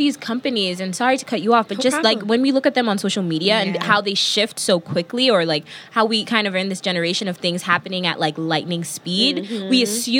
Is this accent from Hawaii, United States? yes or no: no; New York, United States; See, I'm the New Yorker